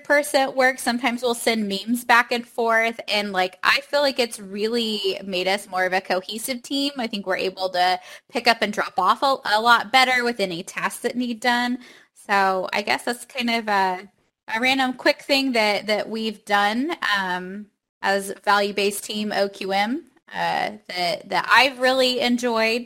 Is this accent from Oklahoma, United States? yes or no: yes; Oklahoma, United States; I'm from Oklahoma